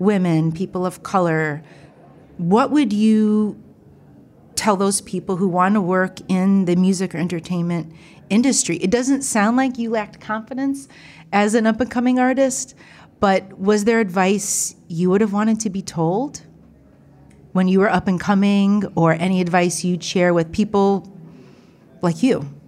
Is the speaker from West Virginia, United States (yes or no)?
no; Ohio, United States; I'm from Ohio. I grew up in a small town, small college town, predominantly white